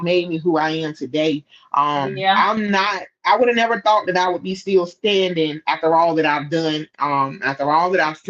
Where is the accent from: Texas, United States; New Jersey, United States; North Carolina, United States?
North Carolina, United States; Scotland Neck; moved away as an adult; now in Raleigh, United States; my hometown Scotlandette